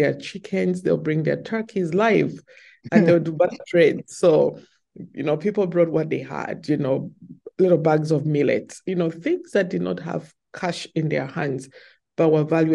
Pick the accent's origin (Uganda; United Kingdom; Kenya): Uganda; Kampala, Central Region; moved away as an adult; now in Seattle, United States; I am born and raised in Uganda.